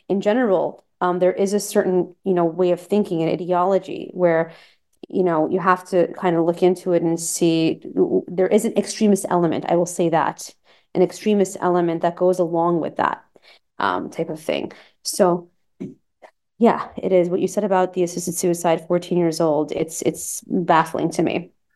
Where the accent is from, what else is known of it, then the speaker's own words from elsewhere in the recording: United States; I'm American, you know, of Persian, Iranian origin. The parents were born there